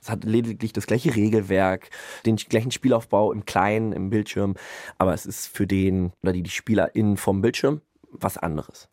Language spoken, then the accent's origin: German; Münster, North Rhine-Westphalia, Germany; moved away as an adult; now in Bremen, Germany; ich bin aufgewachsen in Münster und halte mich da auch immer noch relativ viel auf